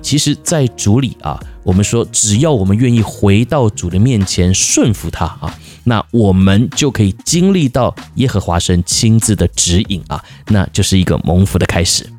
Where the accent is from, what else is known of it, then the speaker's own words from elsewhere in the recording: Taiwan; 我们台湾人